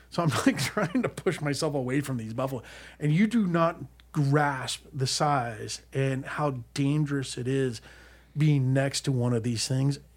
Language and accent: English; Colorado, United States; I mean, I, I grew up in Colorado, and it's all rancher. It's it's all ranch.